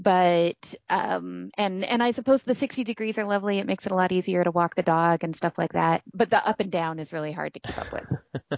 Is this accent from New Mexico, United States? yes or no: yes; Santa Fe, New Mexico, United States; moved away as an adult; also born or lived in Kansas; I'm originally from Santa Fe, New Mexico. My mom's family is what some people call a primera familia, meaning that they can trace their ancestry back to original Spanish colonists.